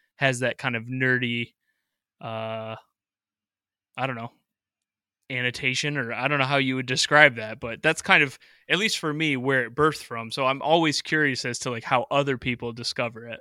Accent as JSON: {"language": "English", "town": "Rochester", "region": "New York", "country": "United States", "tie": "born or raised there", "said": "I grew up in Rochester, New York, so I'm out in Western New York"}